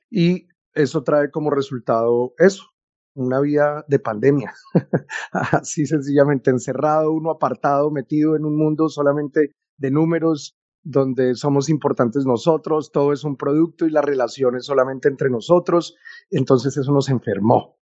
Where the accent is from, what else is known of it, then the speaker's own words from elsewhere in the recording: Bogotá, Colombia; moved away as an adult; now in Taganga, Colombia; Nací en Bogotá, pero renací en el mar de Taganga.